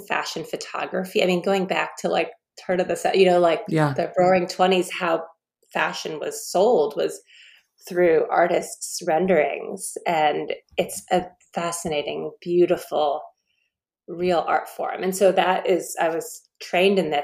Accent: Leesburg, Virginia, United States; I grew up in Leesburg, Virginia. I'm a Virginia girl through and through

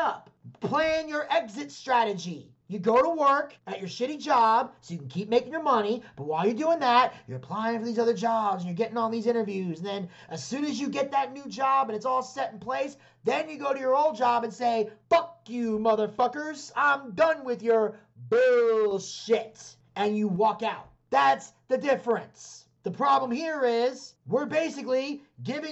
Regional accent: United States; as an American

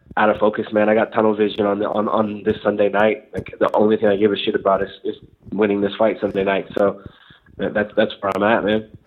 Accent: Northern California, United States; I'm from Northern California

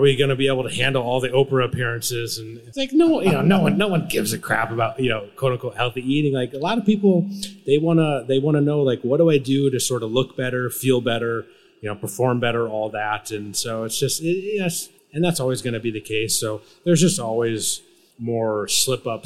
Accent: Michigan, United States; I grew up in the Midwest and I'm actually from Michigan.

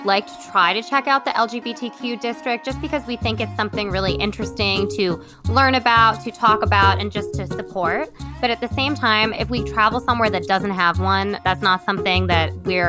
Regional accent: Brooklyn, New York, United States; I'm a photographer from Brooklyn, and that's kind of my background. I went to art school, and I always traveled with my family. My family's from Curacao, and my grandmother still lives there

